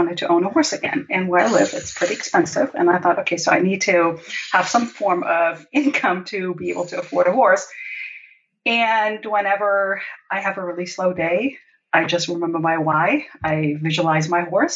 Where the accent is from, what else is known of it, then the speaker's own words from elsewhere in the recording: Germany; moved away as an adult; also born or lived in Brazil; I was born and raised in Germany